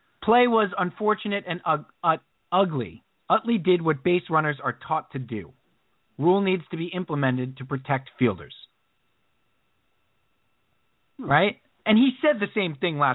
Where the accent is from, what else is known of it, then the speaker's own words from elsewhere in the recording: Long Island, New York, United States; I grew up on Long Island and it was the late 80s, early 90s